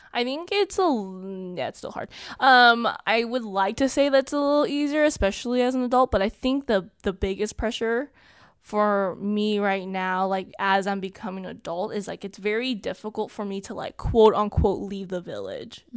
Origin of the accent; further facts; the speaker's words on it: Southern California, United States; I grew up in Southern California. I am currently twenty-two, and I lived here my whole life, um, in Southern California